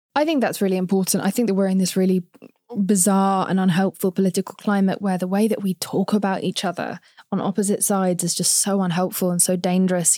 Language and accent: English; England, United Kingdom; accent: English; now in United States; I'm from England